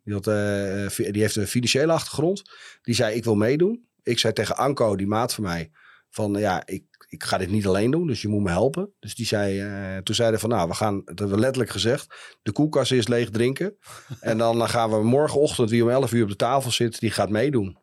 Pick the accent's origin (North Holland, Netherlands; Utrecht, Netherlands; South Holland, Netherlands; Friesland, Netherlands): Friesland, Netherlands; Heerenveen; also born or lived in Leeuwarden / Groningen; Ja, ik ben een echte Fries. Dus en eh, sterker nog, ik ben, eh, eh, ik ben geboren in Leeuwarden. Ik ben opgegroeid in Heerenveen.